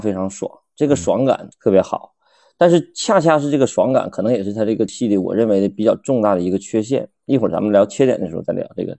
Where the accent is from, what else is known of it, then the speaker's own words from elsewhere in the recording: Northeast China, China; 我们东北人